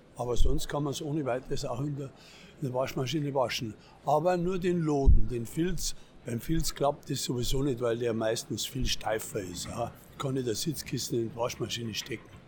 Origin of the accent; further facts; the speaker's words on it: Bavaria, Germany; Der Bayer bleibt der Bayer